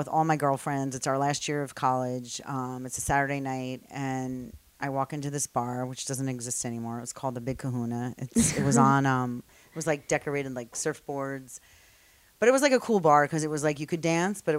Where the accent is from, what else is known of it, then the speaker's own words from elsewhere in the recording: Union, New Jersey, United States; Union, New Jersey